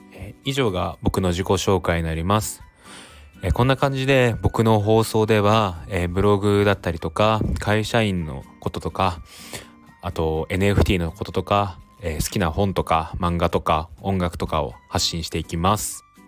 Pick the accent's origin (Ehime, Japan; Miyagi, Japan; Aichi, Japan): Aichi, Japan; Toyota; moved away as an adult; now in Tokyo, Japan; 出身は愛知県の豊田市になります